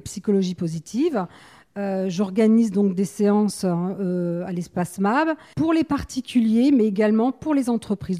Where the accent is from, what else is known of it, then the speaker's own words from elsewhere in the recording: Paris, Île-de-France, France; moved away as an adult; now in La Teste-de-Buch, France; je viens de Paris. J'étais donc chef d'entreprise dans l'industrie de la sécurité et l'événementiel